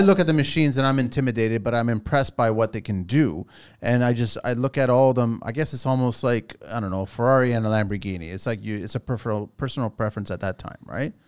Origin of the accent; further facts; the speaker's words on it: Canada; I'm a Canadian Portuguese